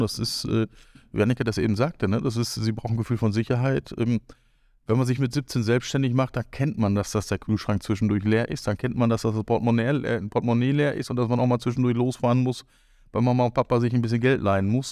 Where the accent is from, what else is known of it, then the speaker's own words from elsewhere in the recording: Northern Germany, Germany; now in Cologne, Germany; Ich bin quasi das klassische Nordlicht und am Ende dann doch in Köln gestrandet